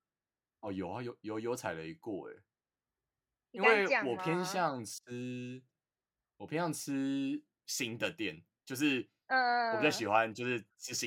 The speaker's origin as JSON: {"language": "Chinese", "region": "Taipei", "country": "Taiwan", "said": "我就是台北的"}